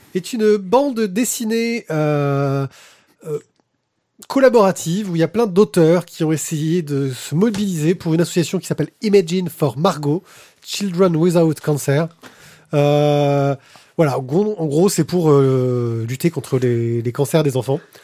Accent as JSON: {"language": "French", "region": "Corsica", "country": "France", "tie": "born or raised there", "moved": "yes", "said": "j'ai grandi en Corse"}